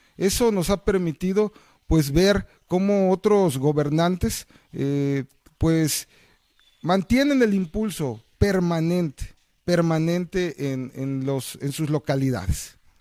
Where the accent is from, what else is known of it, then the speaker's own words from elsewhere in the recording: Jilotepec, Veracruz, Mexico; originario de Gilotepec